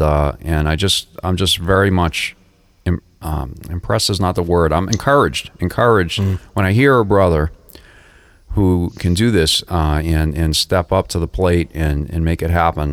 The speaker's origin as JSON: {"language": "English", "town": "Boston", "region": "Massachusetts", "country": "United States", "accent": "Boston", "moved": "yes", "lives_now": "South Florida, United States", "said": "I said, \"Boston.\""}